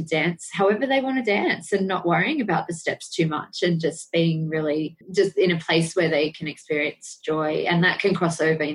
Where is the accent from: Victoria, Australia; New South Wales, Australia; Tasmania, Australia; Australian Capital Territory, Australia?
New South Wales, Australia; Sydney; I grew up in Sydney, Australia, in the suburb of Picnic Point.